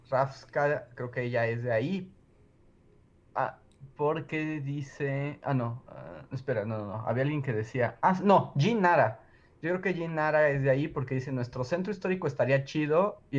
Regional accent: San Luis Potosí, Mexico; Yo soy de San Luis Potosí. ¿Qué es lo que más les suena de mi estado?

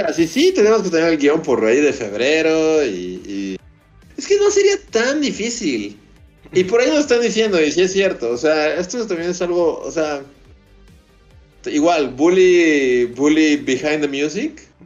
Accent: Mexico; somos mexicanos, trabajamos con Trino.

